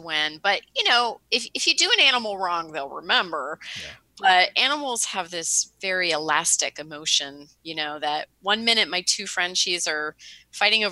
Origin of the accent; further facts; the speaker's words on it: Pittsburgh, Pennsylvania, United States; now in Hoboken, United States; I'm in Hoboken, yeah, but I'm from Pittsburgh originally